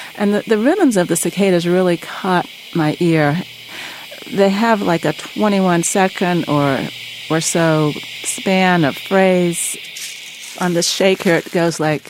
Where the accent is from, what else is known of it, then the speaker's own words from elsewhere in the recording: North Carolina, United States; I'm from North Carolina